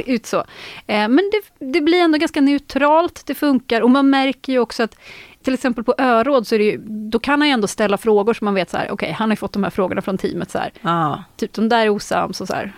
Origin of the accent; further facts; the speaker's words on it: northern Västergötland, Västra Götaland, Sweden; jag är uppvuxen på bondgård i norra Västergötland